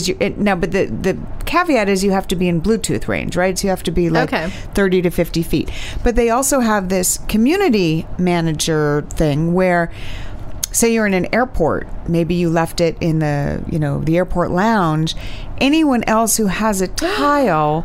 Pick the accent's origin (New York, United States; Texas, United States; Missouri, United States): New York, United States; New York City; Growing up in Manhattan